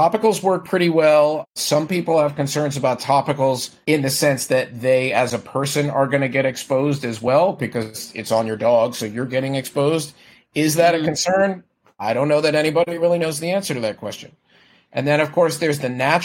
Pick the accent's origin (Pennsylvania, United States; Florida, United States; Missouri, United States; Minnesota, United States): Florida, United States; now in San Francisco Bay Area, United States; I grew up in Florida